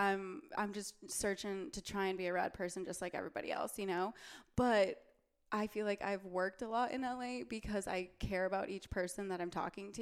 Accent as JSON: {"language": "English", "region": "Wisconsin", "country": "United States", "moved": "yes", "lives_now": "Los Angeles, United States", "said": "I'm from Wisconsin"}